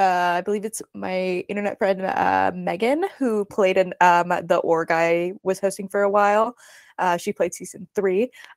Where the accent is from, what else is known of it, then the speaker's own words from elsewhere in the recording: Mesa, Arizona, United States; So Jamie Lynn Ruiz, she and I are from the same hometown. We're both from Mesa, Arizona.